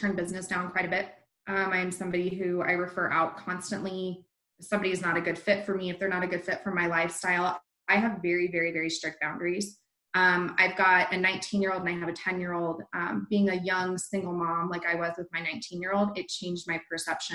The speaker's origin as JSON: {"language": "English", "town": "Littleton", "region": "Colorado", "country": "United States", "tie": "born or raised there", "said": "I was born in Littleton, raised in Littleton."}